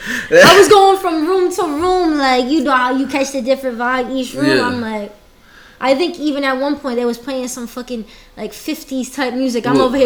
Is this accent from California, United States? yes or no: no; New Bedford, Massachusetts, United States; now in Atlanta, United States; I'm from New Boston, so the city I'm from is called New Bedford.